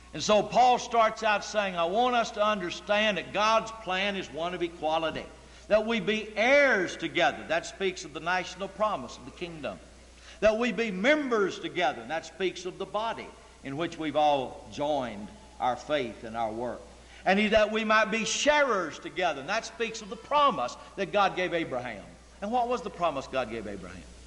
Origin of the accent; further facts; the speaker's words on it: United States; I'm an American. I'm free, and I'm 21